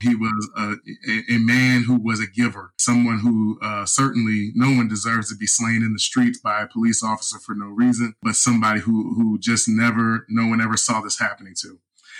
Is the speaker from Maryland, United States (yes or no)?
yes; Baltimore, Maryland, United States; growing up in Baltimore.